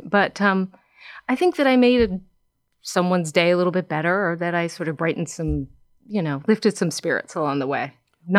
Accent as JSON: {"language": "English", "region": "New York", "country": "United States", "tie": "born or raised there", "said": "growing up in New York"}